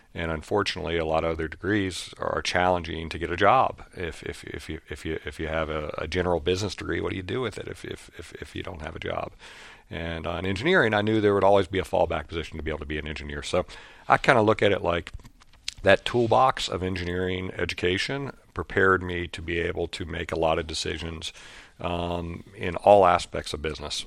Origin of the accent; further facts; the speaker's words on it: Lewisburg, West Virginia, United States; my hometown in Lewisburg, West Virginia